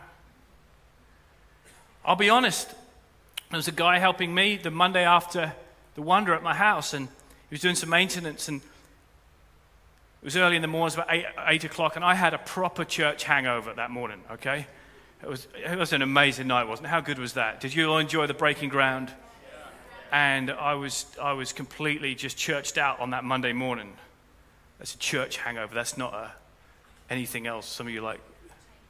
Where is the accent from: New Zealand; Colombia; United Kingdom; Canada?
United Kingdom; rural Norfolk, East of England; I grew up in Norfolk. I grew up in rural Norfolk in a Christian home